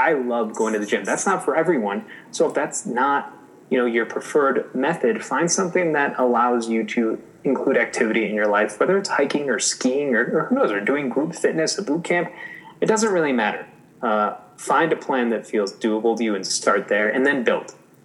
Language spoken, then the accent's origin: English; Chicago, Illinois, United States; moved away; I'm originally a Chicagoan